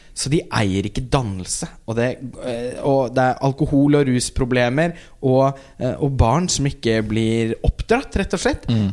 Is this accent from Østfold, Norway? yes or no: yes; Halden, Østfold, Norway; jeg kommer jo fra Halden